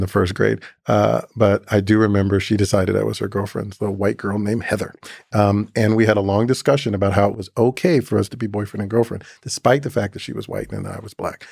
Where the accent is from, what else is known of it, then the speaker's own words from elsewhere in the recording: Atlanta, Georgia, United States; moved away as an adult; also born or lived in Chattanooga, Tennessee / Boston; my earliest memories arriving in Atlanta in a moving truck at the age of three and a half